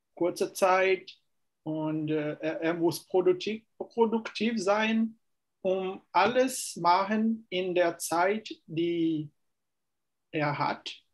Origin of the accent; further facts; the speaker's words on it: Fortaleza, Ceará, Brazil; German is a second language; Ich komme aus Fortaleza, Ceará.